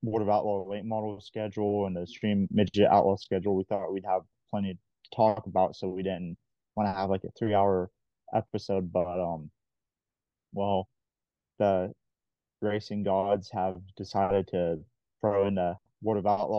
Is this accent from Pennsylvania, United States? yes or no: yes; Western Pennsylvania, United States; We're both from Western PA, went to high school together